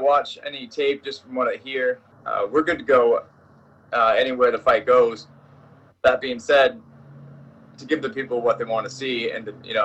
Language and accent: English; Maine, United States; that level of coaching literally in like my hometown